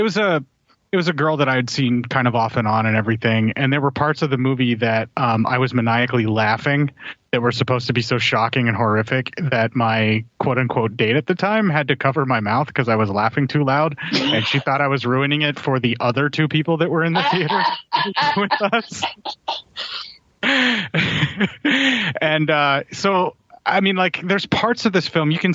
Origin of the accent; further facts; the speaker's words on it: United States; I'm American